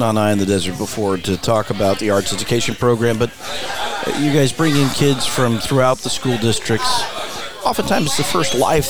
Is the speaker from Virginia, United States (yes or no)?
yes; Charlottesville, Virginia, United States; moved away; I grew up in Charlottesville